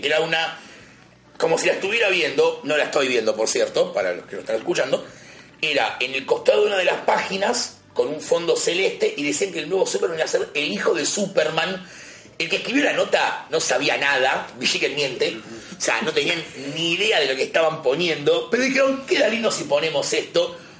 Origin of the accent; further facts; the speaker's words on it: Buenos Aires, Argentina; tengo la suerte de ser de capital.